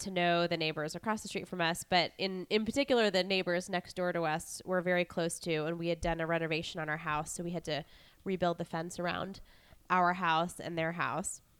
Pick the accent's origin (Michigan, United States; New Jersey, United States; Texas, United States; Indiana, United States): Indiana, United States; Indianapolis; I'm from Indy.